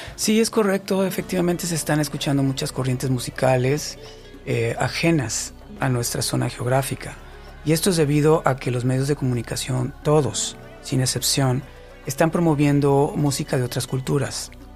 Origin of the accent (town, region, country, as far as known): Mexico